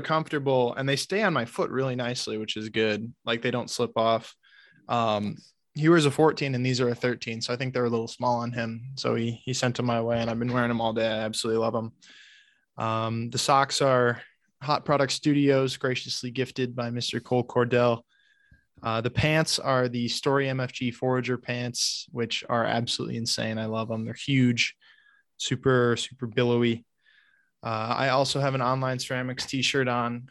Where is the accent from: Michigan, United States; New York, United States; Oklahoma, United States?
Michigan, United States; I still live in Michigan, but I grew up in Michigan